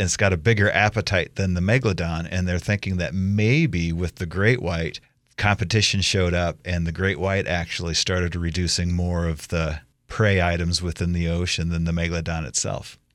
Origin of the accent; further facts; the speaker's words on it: Iowa, United States; now in Idaho, United States; as a kid, I grew up in Iowa.